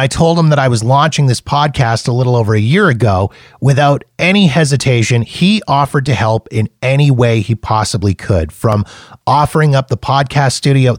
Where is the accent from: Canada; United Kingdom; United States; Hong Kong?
Canada; We bonded over being Canadian and a love of hockey and butter tarts and all dressed chips